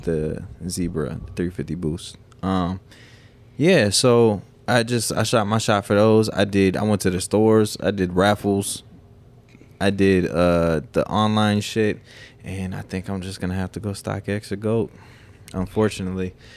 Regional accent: South Dakota, United States; moved away as an adult; growing up in South Dakota

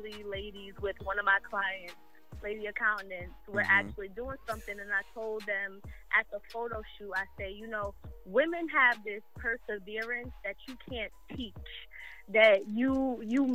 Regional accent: Jersey City, New Jersey, United States; I'm definitely from Jersey City, born and raised.

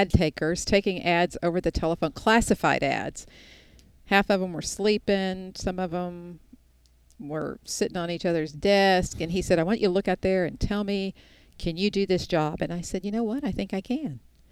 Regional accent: Houston, Texas, United States; the little girl born and raised in Houston, Texas

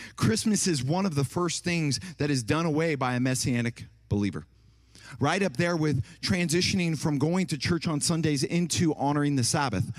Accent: Ohio, United States; moved away; also born or lived in Tennessee; I'm from Ohio, and then I lived in Tennessee

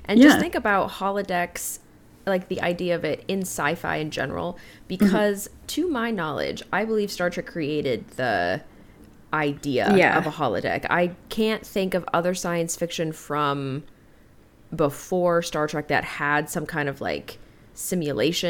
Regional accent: Colorado, United States; we're from Colorado

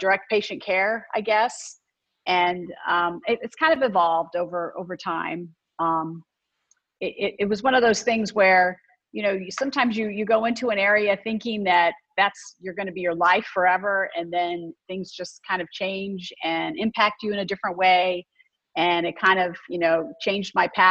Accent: Canton, Ohio, United States; I grew up in Ohio, in Canton, Ohio.

